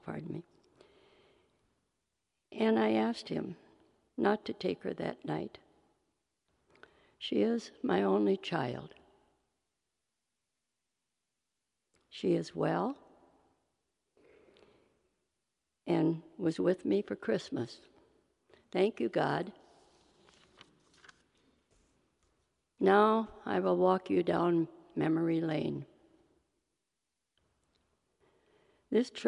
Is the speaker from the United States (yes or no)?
yes; Wisconsin, United States; My first memories of church are my mother dressing us in snowsuits so we could walk to our little Lutheran church in Wisconsin